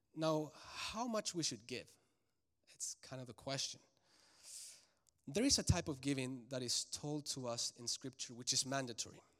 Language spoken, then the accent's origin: English; Santiago, Santiago Metropolitan Region, Chile; now in Charlotte, United States; I was raised in Santiago de Chile, which is the capital, and it's a huge city, about six million people.